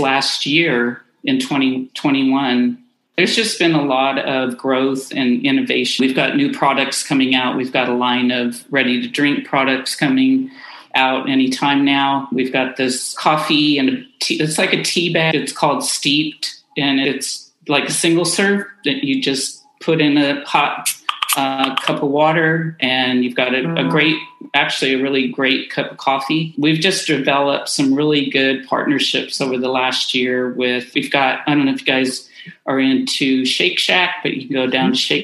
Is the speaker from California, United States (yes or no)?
yes; Oakland, California, United States; also born or lived in Central Coast, California; I was born in Oakland